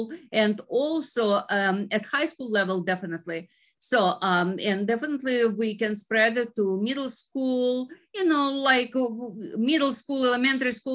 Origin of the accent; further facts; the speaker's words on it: Ukraine; moved away as an adult; now in United States; originally I am from Ukraine